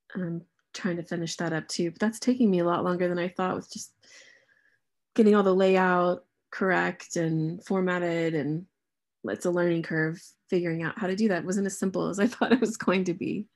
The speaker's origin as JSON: {"language": "English", "country": "United States", "moved": "as an adult", "lives_now": "England, United Kingdom", "said": "as an American living here"}